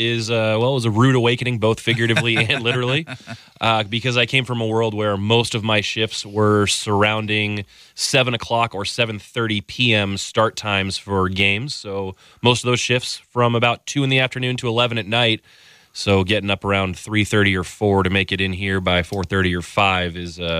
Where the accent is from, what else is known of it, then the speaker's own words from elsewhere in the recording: Danville, California, United States; moved away as an adult; also born or lived in Oregon / San Francisco, California; now in Portland, United States; I'm from the Bay Area originally, okay. So born and raised in the East Bay in Danville, California, and then moved my way up here for college. Loved it. Went back to San Francisco after college, worked there for about 10 years, and now I'm back in the Northwest.